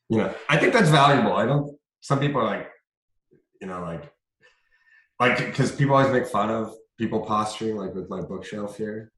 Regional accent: Sault Ste. Marie, Ontario, Canada; Sault Ste. Marie, my hometown

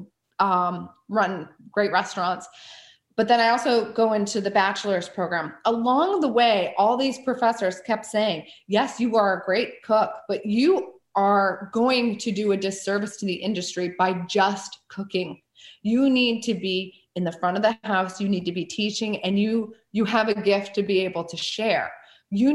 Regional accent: rural Northeastern Ohio, United States; I grew up in rural Northeastern Ohio, about an hour away from Cleveland

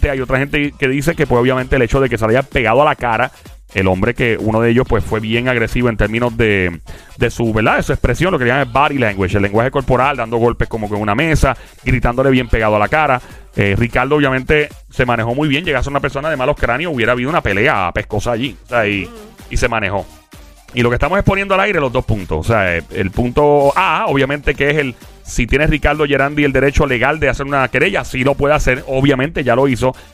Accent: Puerto Rico; yo soy ex diáspora puertorriqueña

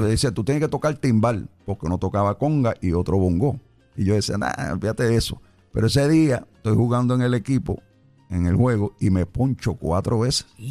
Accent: New York, United States; moved away as an adult; also born or lived in Chicago, Illinois; now in Puerto Rico; yo nací en Chicago, Illinois. Ok. Pero mi familia ya cuando yo tenía un año se muda para Nueva York, específicamente para el sur del Bronx. Y yo me crié en el sur del Bronx

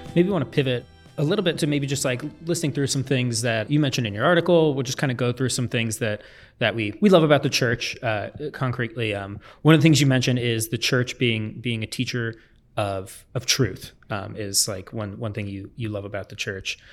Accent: small town Ohio, United States; moved away; my hometown in small town Ohio

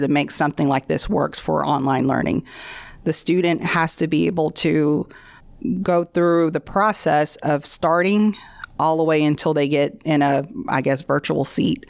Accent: Bossier City, Louisiana, United States; I am from Bossier

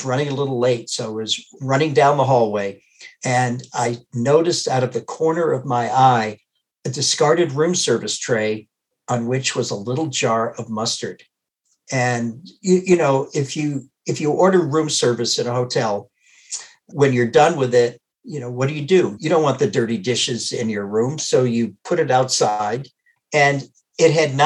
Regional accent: Worcester, Massachusetts, United States; moved away as an adult; now in Wisconsin, United States; growing up in Worcester, Massachusetts

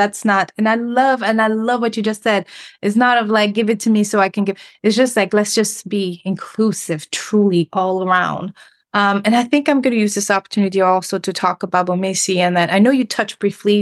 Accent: Senegal; moved away; also born or lived in Cape Verde; I'm originally from Senegal, but my family is from Cape Verde.

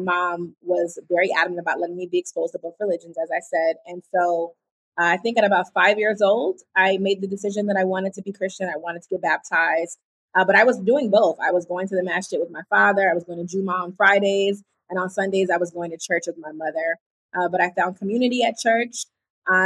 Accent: East Coast, United States; I'm from the East Coast

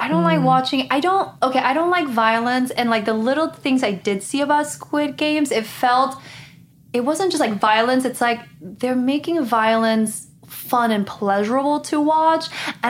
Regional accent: Guatemala; now in United States; I grew up in Guatemala in a Christian family.

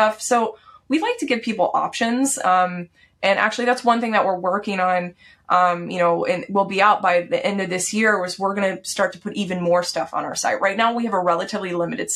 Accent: Texas, United States; I grew up in Texas.

